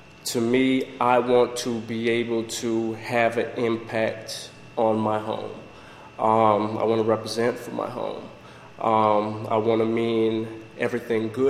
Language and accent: English; Jamaica; also born or lived in northern United States; now in Florida, United States; originally I'm from Jamaica.